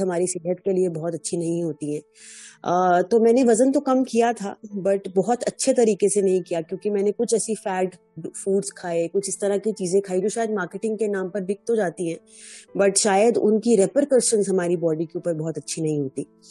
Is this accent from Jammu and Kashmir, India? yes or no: yes; Jammu, Jammu and Kashmir, India; moved away; also born or lived in Delhi / Chennai; मैं जम्मू से हूँ